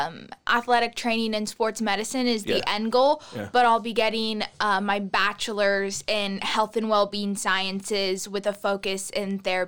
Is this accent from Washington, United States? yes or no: yes; Olympia, Washington, United States; I grew up, born and raised in Olympia, Washington, lived in the same house for my entire life. And I recently graduated from high school and from Running Start.